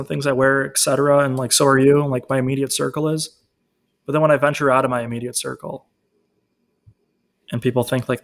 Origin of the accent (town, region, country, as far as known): Chicago, Illinois, United States